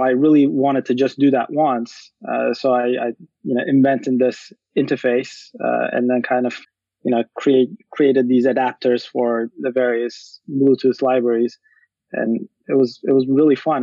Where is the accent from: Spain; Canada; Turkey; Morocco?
Turkey; moved away; I'm originally from Turkey, and I went to this boarding school from uh, middle through high school for mm-hmm. seven years